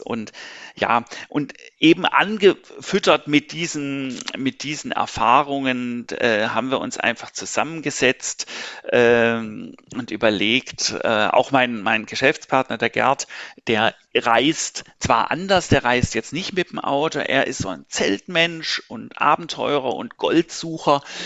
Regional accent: Stuttgart, Baden-Württemberg, Germany; moved away as an adult; also born or lived in Berlin / Pforzheim; now in Karlsruhe, Germany; Ich bin gebürtiger Berliner, bin aber in Stuttgart quasi aufgewachsen und sozialisiert worden

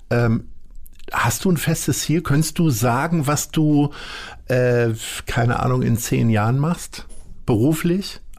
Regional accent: Lower Saxony, Germany; now in Hamburg, Germany; mein, mein äh, bester Heimatkumpel, ich komme ja nun aus Niedersachsen, mit denen telefoniere ich jeden Morgen.

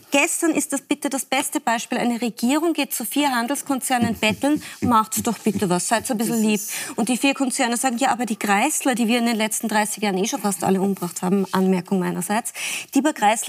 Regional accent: Salzburg, Austria; bin Salzburgerin.

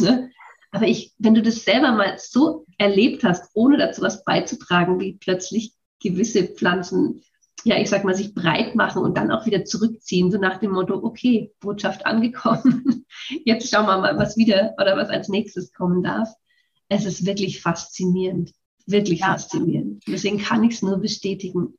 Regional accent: Würzburg, Bavaria, Germany; ich bin schon mal in Würzburg geboren

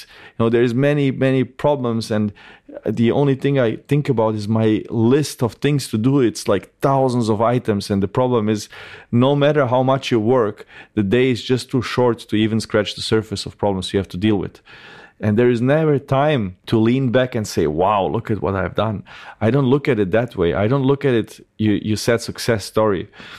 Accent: Bosnia & Herzegovina; born there; Yeah, I was born in 1988 in Bosnia. And so Bosnia was at that time already the poorest part of Europe.

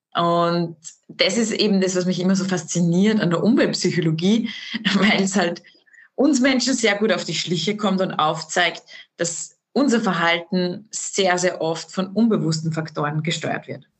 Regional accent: Austria; bei uns in Österreich

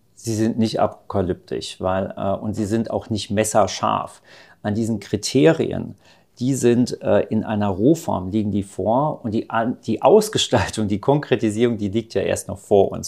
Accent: Rhineland-Palatinate, Germany; in Rheinland-Pfalz, wo ich herkomme

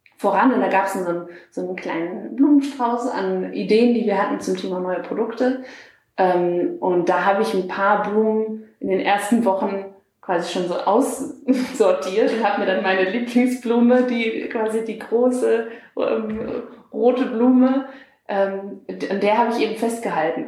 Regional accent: Lüneburg Heath, Lower Saxony, Germany; moved away as an adult; also born or lived in Hamburg; now in Berlin, Germany; ich komme aus der Lüneburger Heide

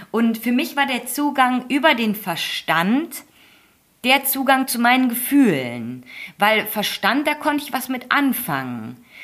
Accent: Germany; Und klar, für mich als Deutsche zuerst mal gut zu verstehen mit dem gesunden Menschenverstand.

